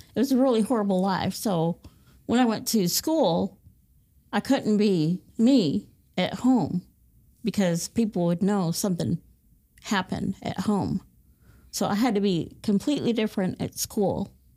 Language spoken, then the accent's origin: English; Fort Wayne, Indiana, United States; I was born and raised in Fort Wayne, Indiana